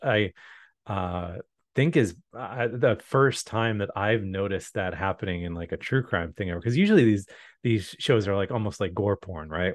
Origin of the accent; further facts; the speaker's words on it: Chicago, Illinois, United States; moved away; growing up in the Chicago area